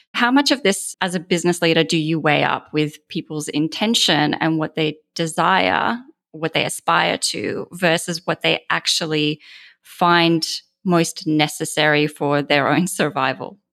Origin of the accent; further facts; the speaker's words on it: Australia; moved away as an adult; now in United States; I'm an Australian